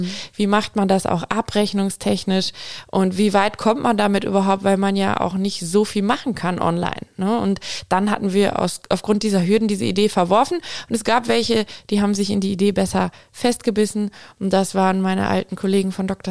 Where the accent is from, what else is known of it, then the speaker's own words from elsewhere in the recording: Aalen, Baden-Württemberg, Germany; also born or lived in Munich; Aalen ist meine Heimatstadt